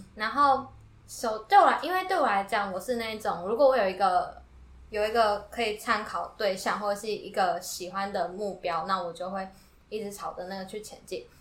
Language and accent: Chinese; Yilan County, Taiwan; moved away as an adult; now in Tainan, Taiwan; 我是宜兰人嗯，然后我一个人到台南读书